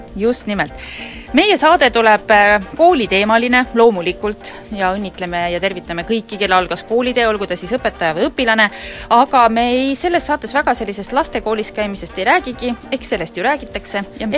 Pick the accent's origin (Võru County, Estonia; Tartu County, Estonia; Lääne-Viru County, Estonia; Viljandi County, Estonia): Lääne-Viru County, Estonia; Rakvere; Rakveres, kust mina pärit olen